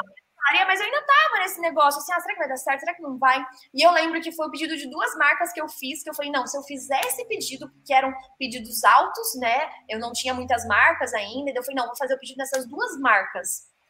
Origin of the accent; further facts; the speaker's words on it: Ourinhos, São Paulo, Brazil; eu sou de Ourinhos